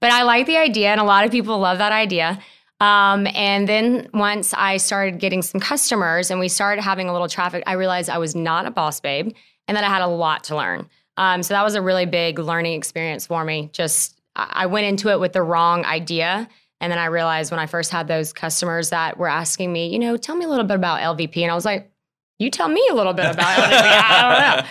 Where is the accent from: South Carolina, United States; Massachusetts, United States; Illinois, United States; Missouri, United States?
South Carolina, United States; Lexington; moved away as an adult; also born or lived in Spartanburg, South Carolina; now in Greenville, United States; I grew up in Lexington, South Carolina. Um, I lived there pretty much all my life